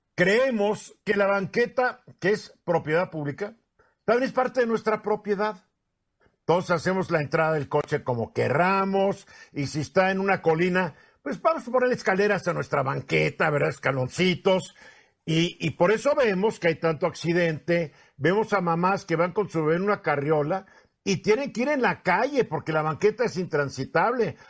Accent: Mexico; somos machos mexicanos

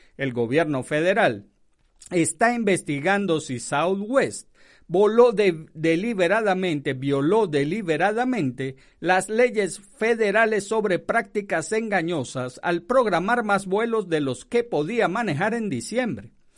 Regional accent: Venezuela; moved away; Yo soy de Venezuela

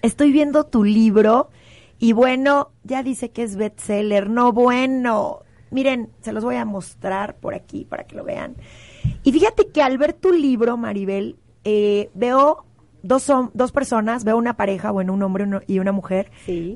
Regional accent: Mexico; como mexicanos

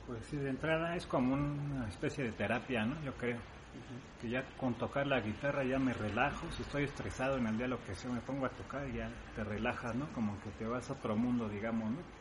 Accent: Mexico; also born or lived in Spain; yo siendo mexicano

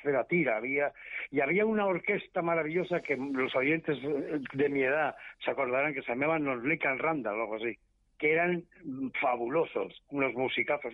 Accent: Basque Country, Spain; moved away; yo que soy vasco

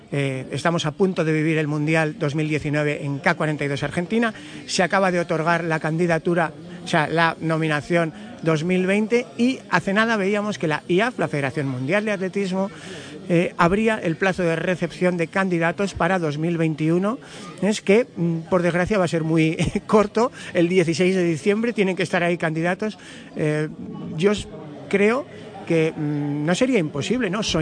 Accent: Navarre, Spain; yo soy navarro, vengo del norte

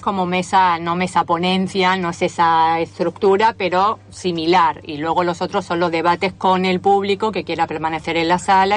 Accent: Andalusia, Spain; moved away as an adult; now in Argentina; de Andalucía pero residente, residente de la Argentina de hace ocho años

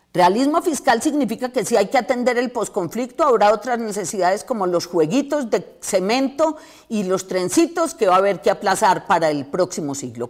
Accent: Colombia

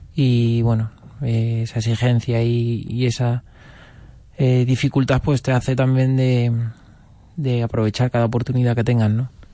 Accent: Toledo, Castilla-La Mancha, Spain; como toledano y como torero de Toledo que soy

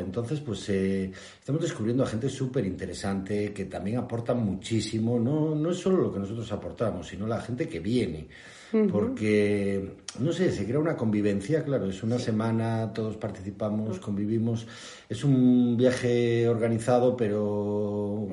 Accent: Lugo, Galicia, Spain; moved away as an adult; also born or lived in Noya; now in Noia, Spain; llegamos a Noya hace seis años, somos de Lugo

